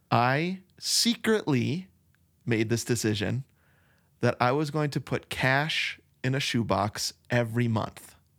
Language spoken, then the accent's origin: English; Arizona, United States; we're from Arizona